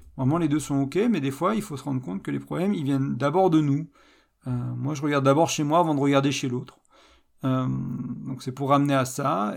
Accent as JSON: {"language": "French", "country": "France", "said": "je suis français"}